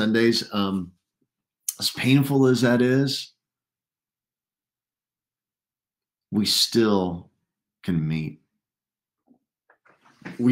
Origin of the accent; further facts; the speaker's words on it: United States; we, as an American church